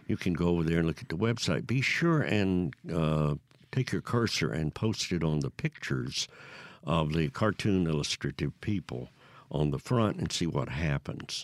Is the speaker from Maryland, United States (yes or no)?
no; Newton, Mississippi, United States; I grew up in Newton, Mississippi, East Mississippi, between mm-hmm. Meridian and Jackson.